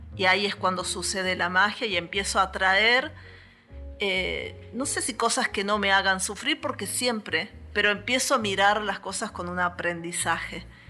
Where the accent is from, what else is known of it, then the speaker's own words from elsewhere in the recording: Villa Dolores, Córdoba, Argentina; Nací en Villa Dolores, justamente en el hospital